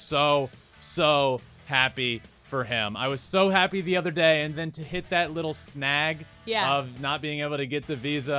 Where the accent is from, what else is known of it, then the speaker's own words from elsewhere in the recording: Richmond, Virginia, United States; I grew up in Richmond, where the AAA team is, going to Richmond Braves games, watching the Braves on TV every single night.